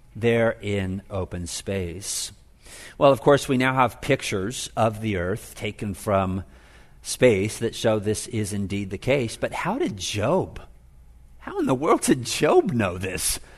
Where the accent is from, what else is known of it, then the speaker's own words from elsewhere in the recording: Oceanside, California, United States; also born or lived in Glendora, California; I was raised here in Southern California. I was born in Glendora, uh, and then we moved down to Oceanside when I was seven, and I grew up pretty close to the beach